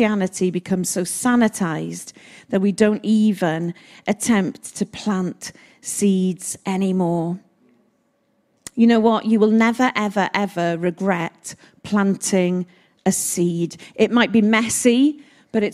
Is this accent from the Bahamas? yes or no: no; Wales, United Kingdom; I speak as a Welsh woman